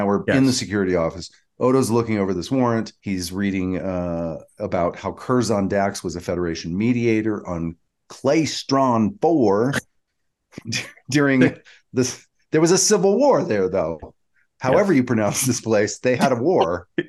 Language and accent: English; Georgia, United States; I'm from Georgia.